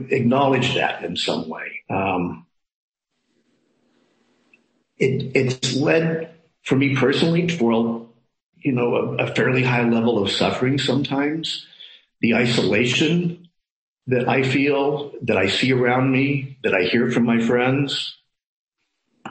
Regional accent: Midwest, United States; now in San Francisco, United States; I come from the Midwest

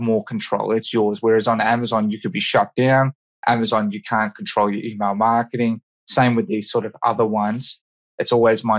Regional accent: Australia; I'm from Australia.

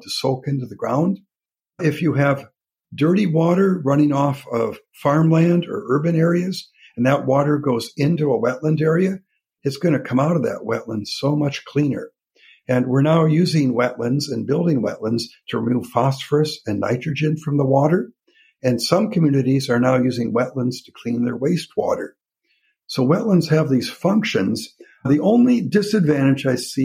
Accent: Minnesota, United States; I grew up in Minnesota

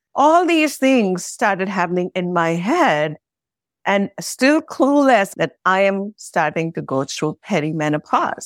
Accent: India; moved away; I come originally from India

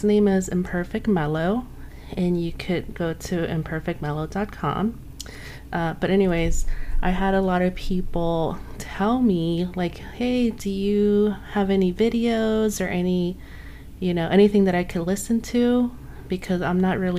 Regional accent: Los Angeles, California, United States; now in Montclair, United States; I grew up in Los Angeles, but I'm currently living in Montclair, which is in San Bernardino County

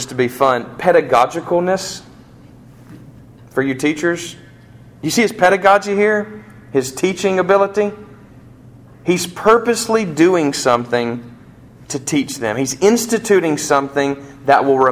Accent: United States; I'm an American

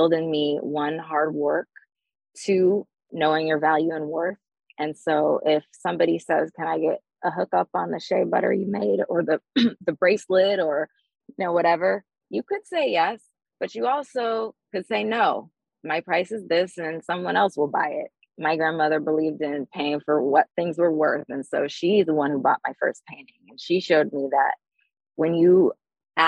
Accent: Durham, North Carolina, United States; moved away as an adult; I moved back to where I was raised in Durham.

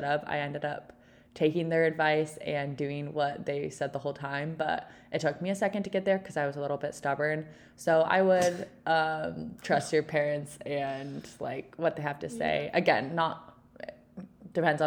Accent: Texas, United States; moved away as an adult; also born or lived in Utah; I grew up in Texas, just like Ellie.

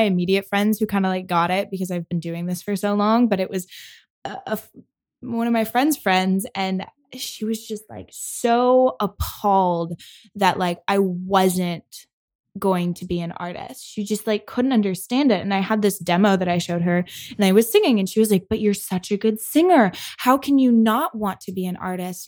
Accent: Michigan, United States; moved away as an adult; I grew up in Michigan

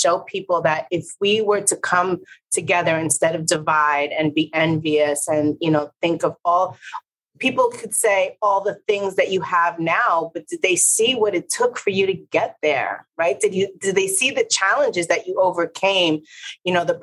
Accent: New York City, New York, United States; also born or lived in Puerto Rico; a Puerto Rican from the Bronx

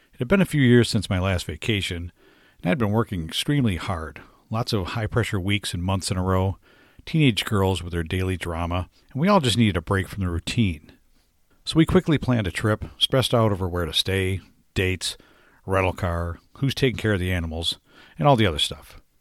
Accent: Michigan, United States; moved away; my home state, Michigan

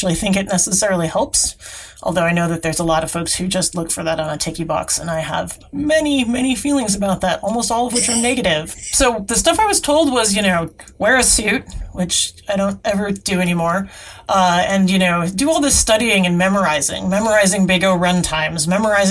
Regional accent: Seattle, Washington, United States; I grew up in the Seattle area.

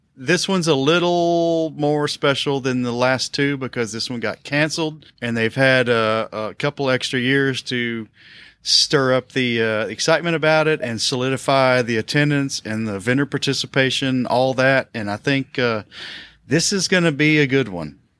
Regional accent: Tennessee, United States; also born or lived in South Carolina; now in Kentucky, United States; I was born in South Carolina. I was raised in Tennessee, and I live in Kentucky

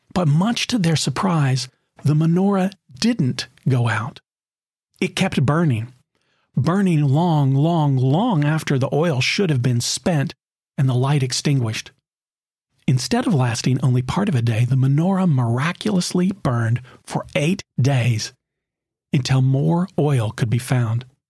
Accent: Knoxville, Tennessee, United States; When I was a teenager growing up in Knoxville, Tennessee

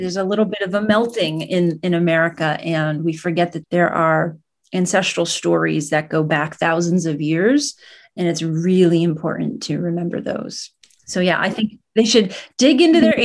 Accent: United States; also born or lived in Sicily, Italy; I grew up in Vermont, New Hampshire

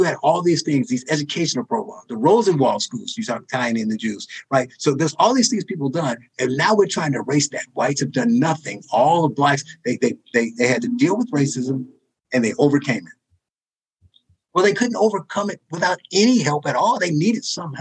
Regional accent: Gary, Indiana, United States; my hometown of Gary

